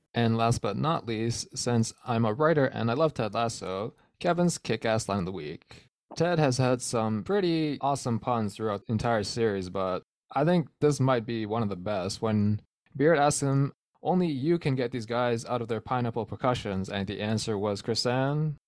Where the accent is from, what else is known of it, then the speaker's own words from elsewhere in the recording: Canada; I'm Canadian